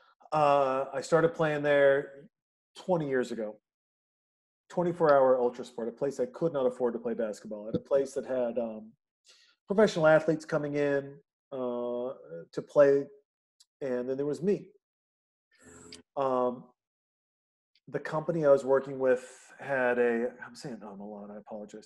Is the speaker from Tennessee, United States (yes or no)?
no; Newport Beach, California, United States; as a young man growing up in Newport Beach